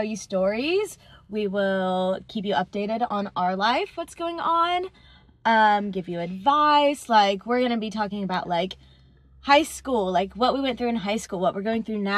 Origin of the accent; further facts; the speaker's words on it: Ohio, United States; we grew up together. We're from Ohio.